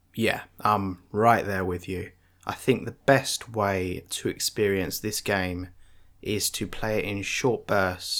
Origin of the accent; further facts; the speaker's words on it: United Kingdom; I'm British